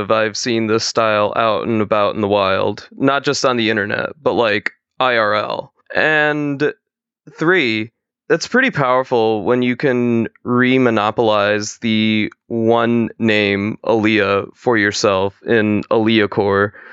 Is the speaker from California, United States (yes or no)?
no; Atlanta, Georgia, United States; I'm an artist from Atlanta